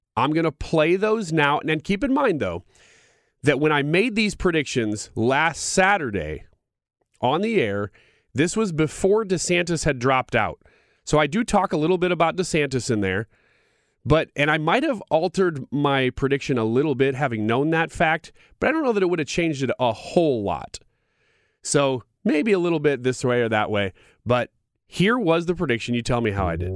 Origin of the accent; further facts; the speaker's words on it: Illinois, United States; I'm from Illinois